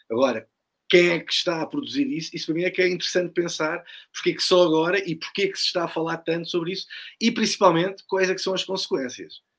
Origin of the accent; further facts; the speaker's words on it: Portugal; o que é que nós, enquanto portugueses, assistimos?